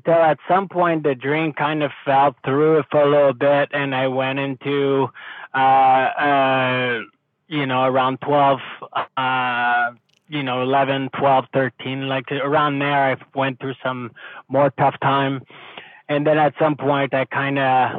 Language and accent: English; Montreal, Quebec, Canada; I grew up in Quebec in Montreal area in the suburb